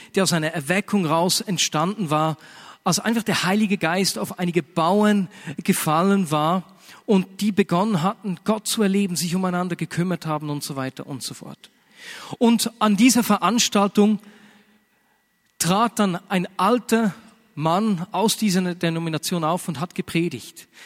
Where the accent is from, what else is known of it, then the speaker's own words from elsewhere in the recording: Switzerland; bei uns in der Schweiz